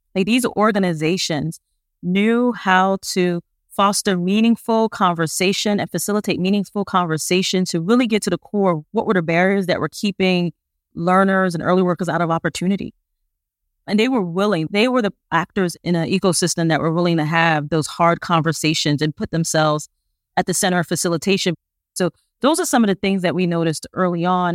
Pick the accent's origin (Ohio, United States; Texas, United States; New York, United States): New York, United States; New York City; I'm originally from Brooklyn, New York